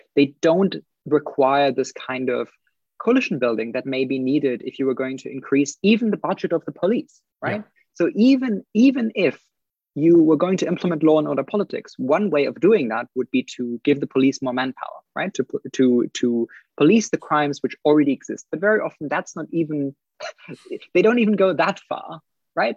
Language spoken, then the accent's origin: English; Germany; also born or lived in United Kingdom; now in New Zealand; I'm I'm originally from Germany